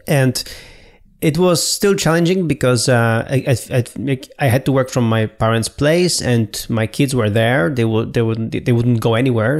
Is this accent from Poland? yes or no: yes; Poland; moved away; I was three weeks in my hometown